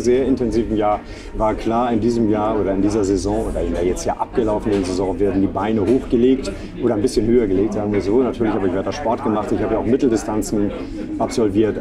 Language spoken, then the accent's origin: German; Reinbek, Schleswig-Holstein, Germany; moved away as an adult; also born or lived in Bavaria; now in Hamburg, Germany; vor den Touren Hamburgs bin ich groß geworden, in Rheinweg.